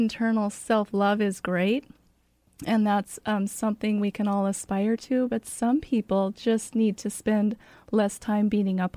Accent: Spokane, Washington, United States; now in Federal Way, United States; I grew up in Spokane

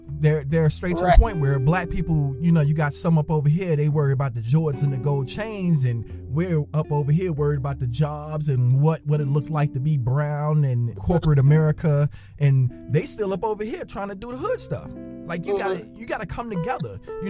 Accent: New Jersey, United States; Well, originally I'm from New Jersey, so I got to see a lot of different originally I'm from New Jersey, so I got to see a lot of different cultures and how everybody got down.

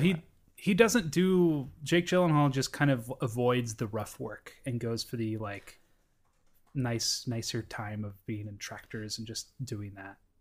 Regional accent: Pacific Northwest, United States; I grew up in the Pacific Northwest near the urban core

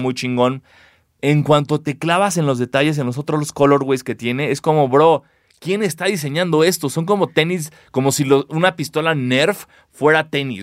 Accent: Mexico; somos mexicanos

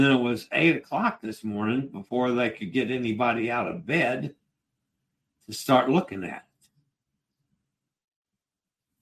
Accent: Virginia, United States; I'm from Virginia, and I'm in Nassau in the Bahamas

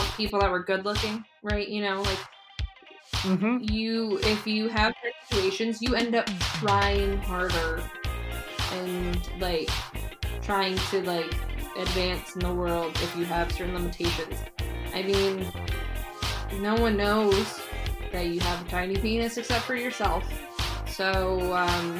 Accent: Arizona, United States; being born and raised in Arizona

